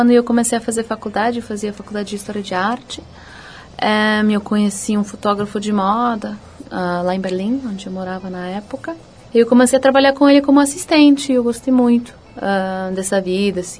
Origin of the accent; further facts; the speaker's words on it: Los Angeles, California, United States; Eu nasci e fui criada nos Estados Unidos, em, em Los Angeles.